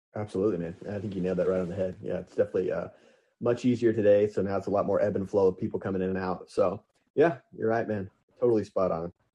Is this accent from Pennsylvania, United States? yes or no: no; Lebanon, Missouri, United States; it was a great place to grow up, and I'm truly proud to be from Lebanon, Missouri